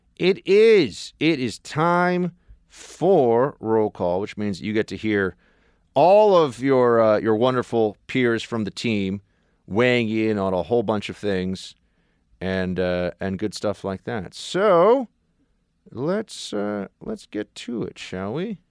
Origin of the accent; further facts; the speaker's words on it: New York City, New York, United States; I'm from New York City.